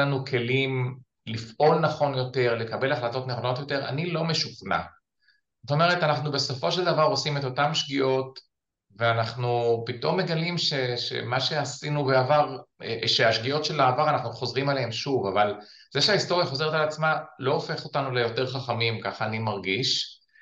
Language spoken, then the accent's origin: Hebrew; Ramat Magshimim, Northern District, Israel; אני גדלתי ביישוב אה, שנקרא רמת מגשימים, שנמצא בגולן